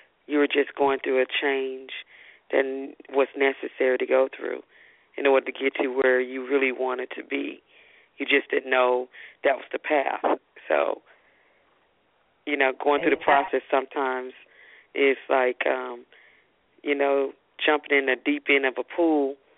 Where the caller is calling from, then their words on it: Arlington, Texas, United States; Arlington, Texas.